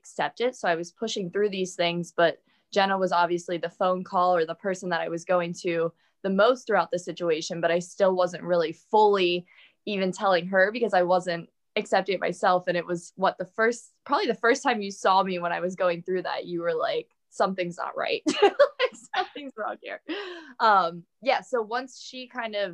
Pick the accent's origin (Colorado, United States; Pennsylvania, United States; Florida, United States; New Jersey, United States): Pennsylvania, United States; Altoona; now in Pittsburgh, United States; We're from Altoona, PA